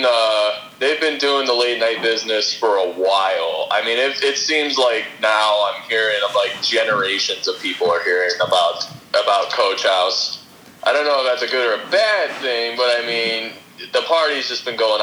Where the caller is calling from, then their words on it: Carol Stream, Illinois, United States; Carroll Stream, Illinois.